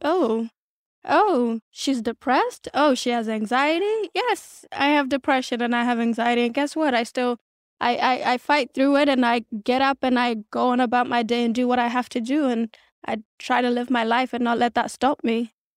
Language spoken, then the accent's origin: English; Adelaide, South Australia, Australia; born or raised there; English is a second language; moved away as an adult; also born or lived in South Sudan / Kenya; now in Los Angeles, United States